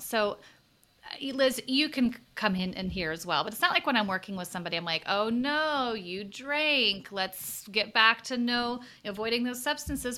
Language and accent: English; the South, United States; accent: Southern; moved away as an adult; I grew up in the South in a place where I felt like, oh, I'm a, you know, I'm a well-educated person with not really a strong accent.